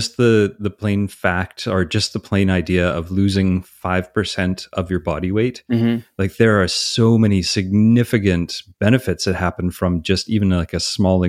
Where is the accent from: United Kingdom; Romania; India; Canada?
Canada; as a Canadian, I'm always like, I don't know, is that just mean you ate a lot of hot dogs?